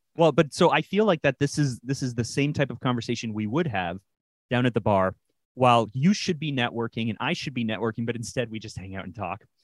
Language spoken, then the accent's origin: English; Toronto, Ontario, Canada; my hometown of Toronto, Canada